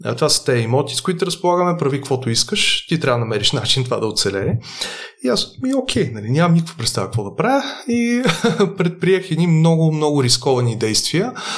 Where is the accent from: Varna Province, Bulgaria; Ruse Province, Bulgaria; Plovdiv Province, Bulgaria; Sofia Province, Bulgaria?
Varna Province, Bulgaria; Varna; аз идвам от семейство от Варна. А, туризма във Варна е много сериозно застъпен и де-факто всеки е израснал в концепцията